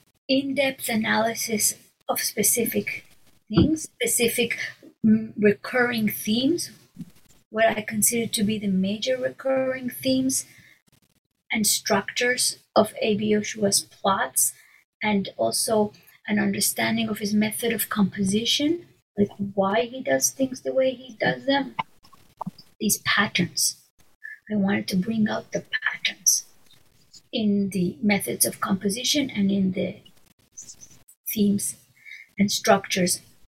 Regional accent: Mexico; first language Hebrew; English is a second language; I grew up in Mexico, in a city where there were hardly any Jews. There were a handful of Jews. We had a tiny community, no synagogue. In my home, we spoke Hebrew

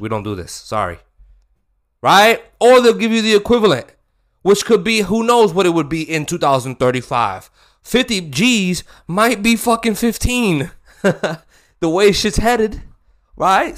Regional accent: United States; I'm American

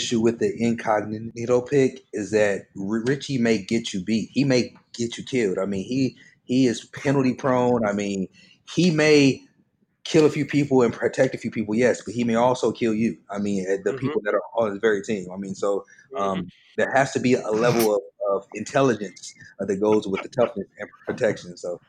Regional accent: Phoenix, Arizona, United States; because I grew up in Phoenix and obviously it's hot, so I played football and ran track in the Arizona summers

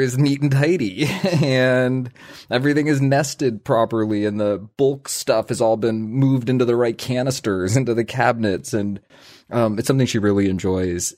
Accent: Vermont, United States; we grew up in Vermont and we live and work in Vermont.

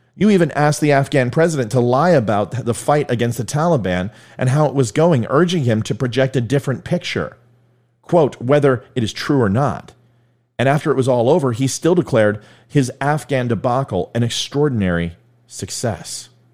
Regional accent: United States; As an American

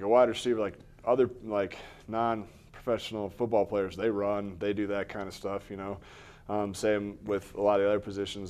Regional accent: Missouri, United States; Yeah, when I got to college, I definitely heard all of it and kind of lost my accent a little bit being out of Missouri.

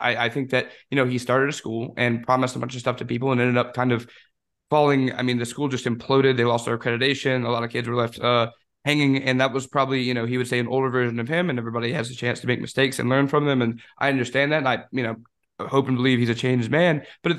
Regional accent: Florida, United States; I am a DB from Florida.

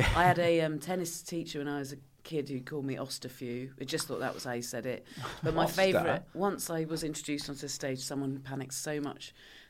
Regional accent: Swanage, South West England, United Kingdom; I grew up in Swanage in Dorset. Okay. Yeah. Sort of the south, just west coast.

